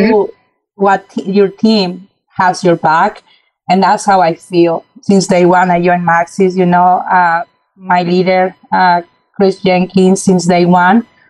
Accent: Mexico; moved away as an adult; now in United States; moving to uh, to the U.S. back in 2006. You know, uh, growing up in Mexico

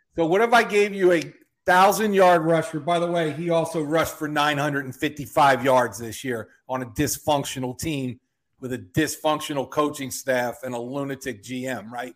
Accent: Philadelphia, Pennsylvania, United States; I'm from Philly

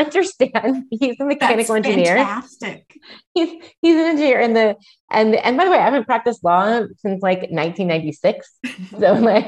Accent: Ohio, United States; moved away as an adult; also born or lived in California; I'm originally from Ohio

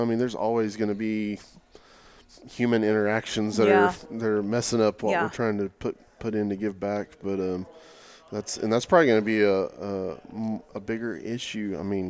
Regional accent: Oklahoma, United States; moved away; growing up in Oklahoma.

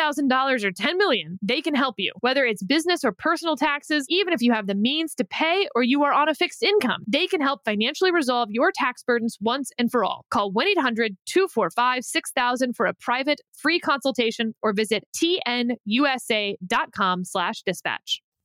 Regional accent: Richmond, Texas, United States; I grew up in Fort Bend County outside of Houston.

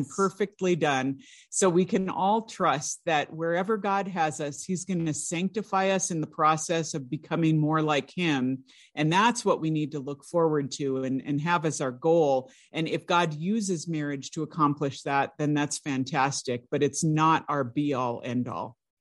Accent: California, United States; I grew up in California, I went to the California public schools

